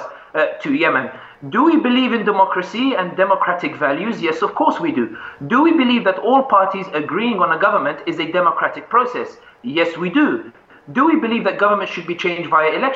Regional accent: London, United Kingdom; when I was growing up in London

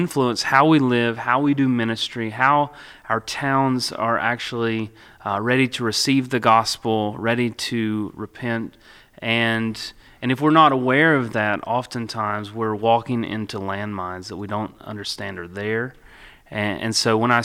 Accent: Russell County, Virginia, United States; also born or lived in Lebanon, Virginia; I grew up in Russell County

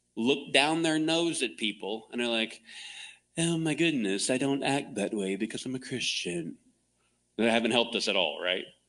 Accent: Clearwater, Florida, United States; now in Phoenix, United States; I grew up in Florida, Tampa Bay

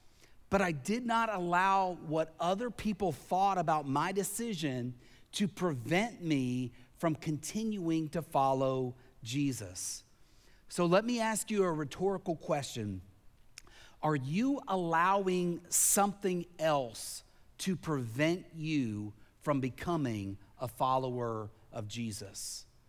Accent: Tennessee, United States; also born or lived in Pennsylvania; Now, when I was a child, growing up in Tennessee, growing up in Pennsylvania, I climbed a lot of trees.

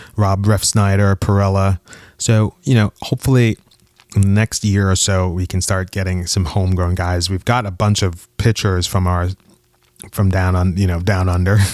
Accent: Mount Vernon, New York, United States; also born or lived in Bronx, New York; my hometown, uh, Mount Vernon. I am from the Bronx, but I did go to junior high school and high school in Mount Vernon

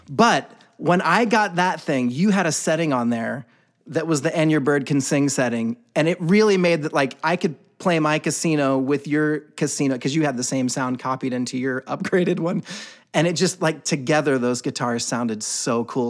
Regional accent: the South, United States; my growing up in the South.

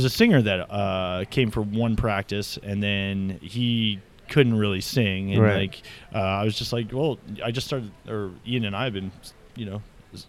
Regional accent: Oakville, Ontario, Canada; born or raised there; also born or lived in Milton, Ontario

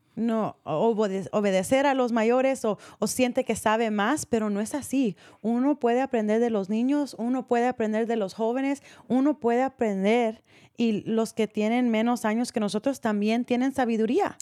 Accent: Marin County, California, United States; nacida aquí

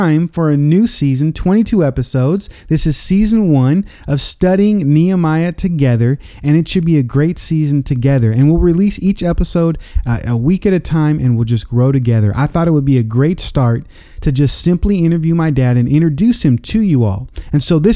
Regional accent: Tacoma, Washington, United States; this is my hometown

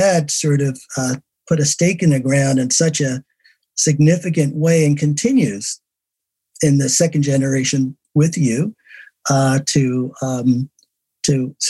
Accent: Newark, New Jersey, United States; I knew we were both from Newark.

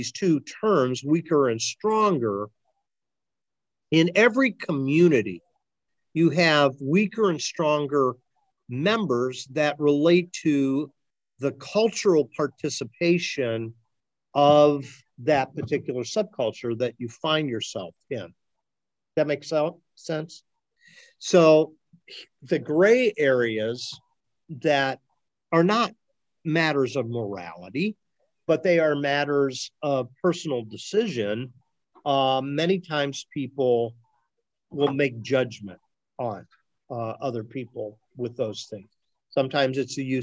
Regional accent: Ohio, United States; those of us who are born and raised in Ohio

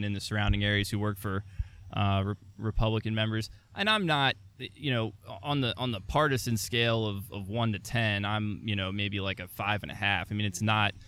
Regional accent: Delaware, United States; I'm from Delaware.

